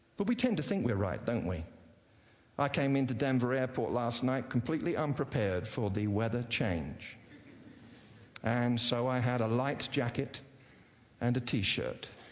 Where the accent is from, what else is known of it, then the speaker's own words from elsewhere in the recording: England, United Kingdom; moved away as an adult; now in United States; growing up in uh, England